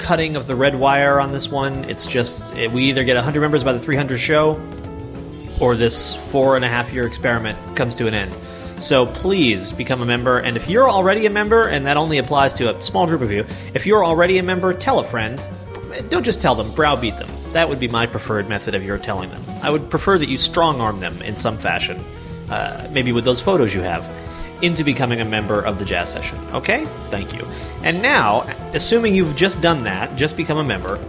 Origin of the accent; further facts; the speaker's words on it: Lenox, Massachusetts, United States; As a kid, I grew up in Western Mass eating Fryhofer chocolate chip cookies